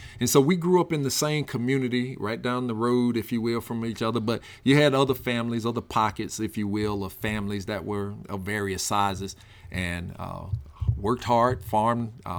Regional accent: Quitman, Mississippi, United States; moved away; growing up in Equipment, Mississippi, and more direct, the Rocky community of Equipment, Mississippi, the backwoods of Mississippi

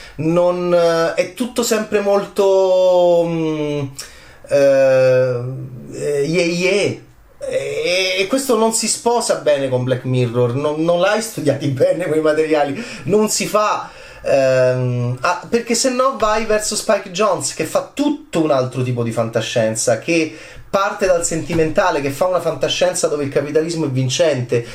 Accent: Italy; del mio paese

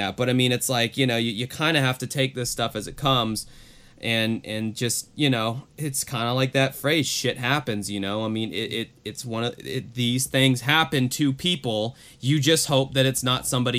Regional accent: Jacksonville, Florida, United States; my hometown of Jacksonville, Florida

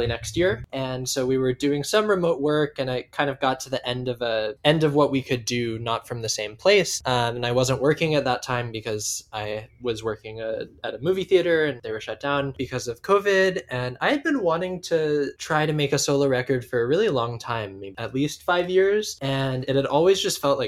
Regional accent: Seattle, Washington, United States; I grew up in Seattle.

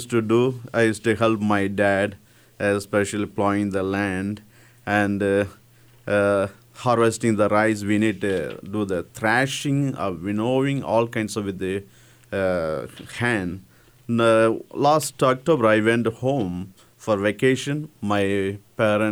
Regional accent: India; English is a second language; moved away as an adult; now in Hays, United States

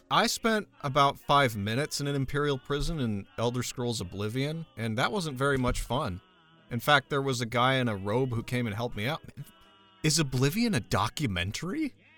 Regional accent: United States; I'm American

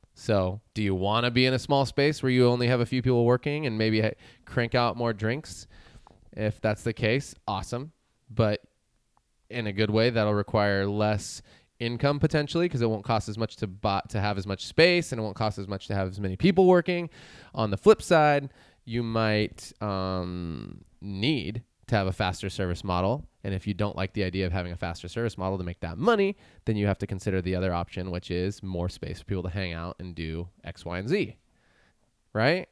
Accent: Chico, California, United States; moved away as an adult; now in Santa Cruz, United States; I moved from my hometown of Chico. I had never lived anywhere else with the exception of college.

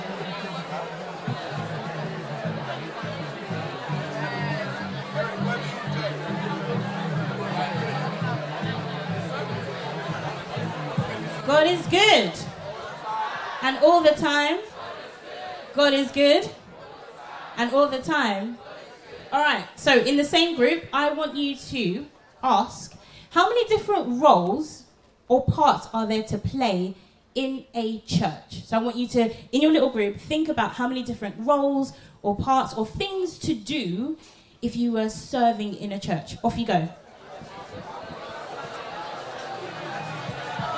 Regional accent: London, United Kingdom; I am from London. I'm from Southeast London.

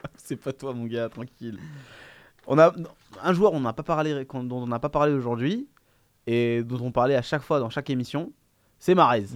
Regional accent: Biskra, Biskra Province, Algeria; c'est ma ville natale

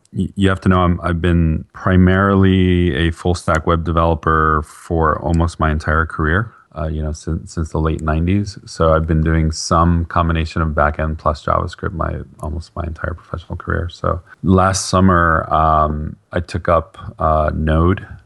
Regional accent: Bergen County, northern New Jersey, United States; now in Atlanta, United States; I grew up in northern New Jersey, just outside of Manhattan in Bergen County

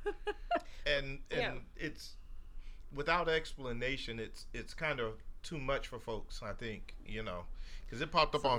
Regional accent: the South, United States; I come from the South.

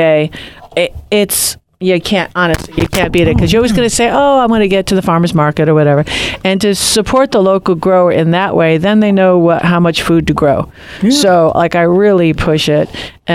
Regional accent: New York, United States; now in Santa Barbara, United States; I am a New Yorker, mm-hmm. born and raised

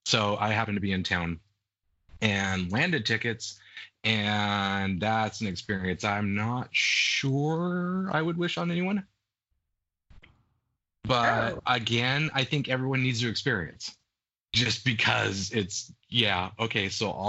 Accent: Seattle, Washington, United States; before Seattle has a franchise, because I don't want to go see him in my hometown

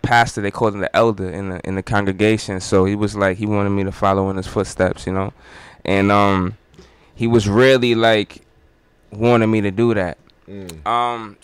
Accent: Groton, Connecticut, United States; moved away; I'm from Connecticut originally

